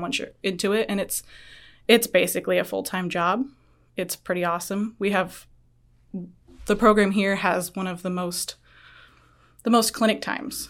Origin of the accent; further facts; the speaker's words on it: Guttenberg, Iowa, United States; moved away; I'm originally from Guttenberg, Iowa